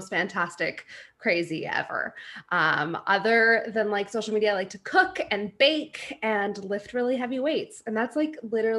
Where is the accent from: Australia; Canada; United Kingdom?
Canada; Edmonton, Alberta; also born or lived in Red Deer, Alberta; I live in Edmonton, Alberta. Was not born here, but like raised here. I was born in Red Deer. So I'm most of my life in Edmonton.